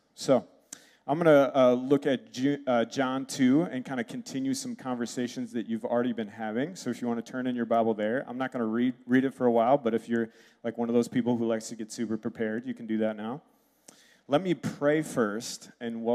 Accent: Red Wing, Minnesota, United States; moved away; also born or lived in Wisconsin; I was born in Red Wing, lived in Wisconsin. I've got the like stoic Swede thing down.

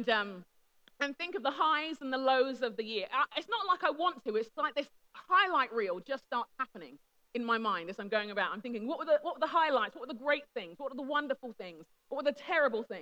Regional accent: London, United Kingdom; I am a Brit, I'm a Londoner by birth and conviction, I'm a Nigerian by heritage and by happiness

